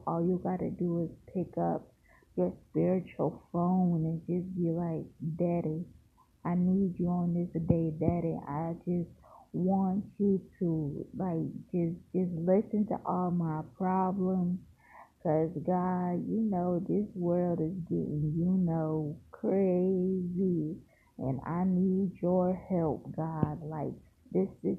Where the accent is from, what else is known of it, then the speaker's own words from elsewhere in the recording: Largo, Florida, United States; also born or lived in St. Petersburg, Florida; I was born in St. Petersburg, Florida, raised in Largo, Florida